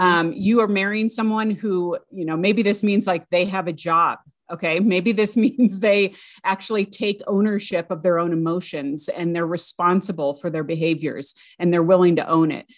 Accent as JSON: {"language": "English", "region": "California", "country": "United States", "tie": "born or raised there", "said": "I grew up in the California public schools"}